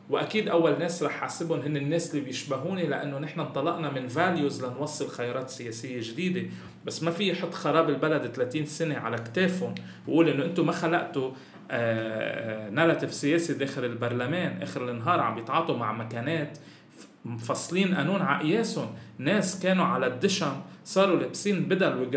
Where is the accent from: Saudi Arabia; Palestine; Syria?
Syria; انا سوري شو بقول له يعني